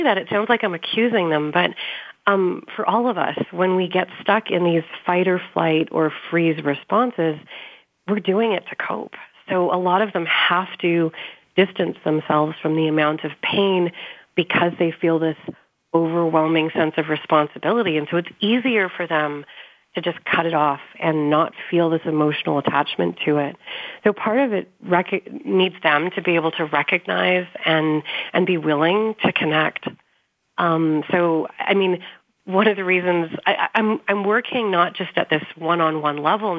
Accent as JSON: {"language": "English", "country": "Canada", "said": "I'm from Canada"}